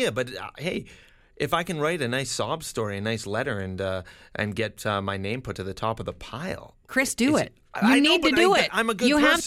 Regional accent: Canada; I have a problem coming back into my own freaking country when I've been born and raised in Canada.

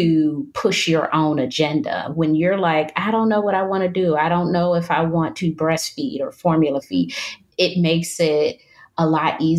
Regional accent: Detroit, Michigan, United States; moved away as an adult; now in North Carolina, United States; I'm from Detroit, Michigan, which is very cold. And I've moved to North Carolina, which is much warmer

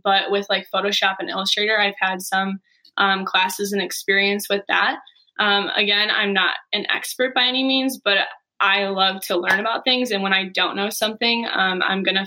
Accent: Manteno, Illinois, United States; also born or lived in Bourbonnais, Illinois; I'm from Manteno, Illinois

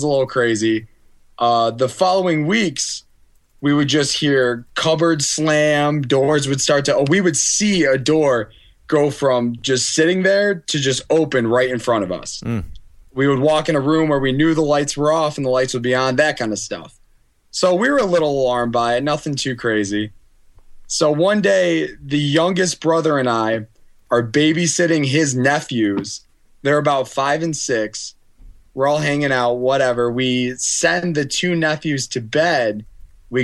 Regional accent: Auburn, New York, United States; I grew up in Auburn

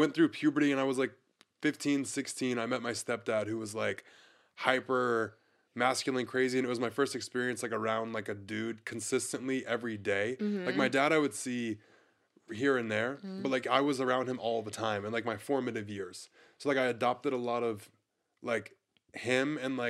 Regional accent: Pensacola, Florida, United States; Pensacola, Florida.

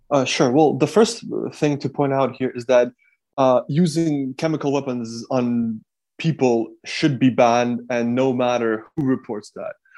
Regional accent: Kyiv, Ukraine; I'm from Kyiv. I was born in Kyiv. I lived nearly all my life in Kyiv.

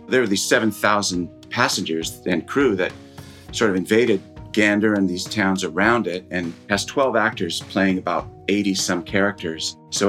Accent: Sebastopol, California, United States; I grew up in Northern California in the San Francisco Bay Area, just north of that in Sonoma County, a little town called Sebastopol.

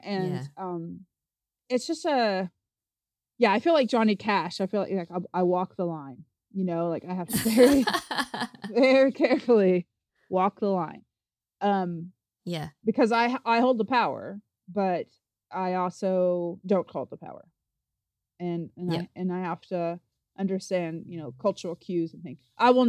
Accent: Appalachia, United States; I am from the Appalachian Mountains. I'm not from a place where people have like cotillions or anything like

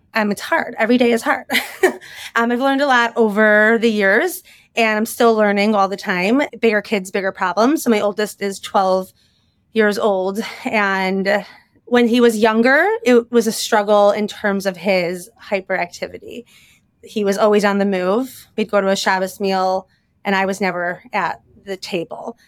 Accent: Chicago, Illinois, United States; moved away as an adult; also born or lived in Bala Cynwyd, Pennsylvania / Lower Merion, Pennsylvania; now in Philadelphia, United States; I was born and raised in Chicago

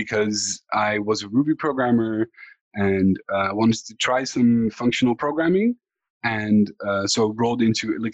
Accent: Netherlands; I'm from the Netherlands.

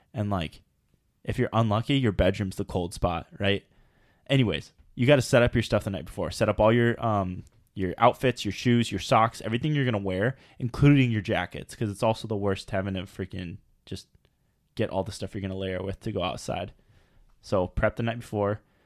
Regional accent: United States; we're American

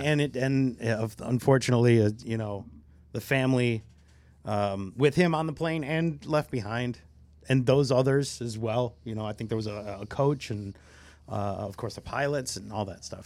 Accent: Michigan, United States; I grew up in Michigan and the Lions have always sucked

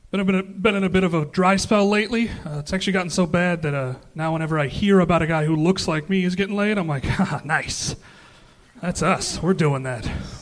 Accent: Anchorage, Alaska, United States; moved away as an adult; now in Los Angeles, United States; Anchorage, the main part.

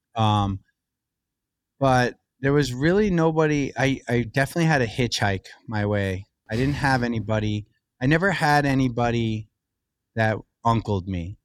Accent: Long Beach, New York, United States; raised right on the beach in, uh, Lido and then Long Beach, New York, right in Long Island, an hour from the city

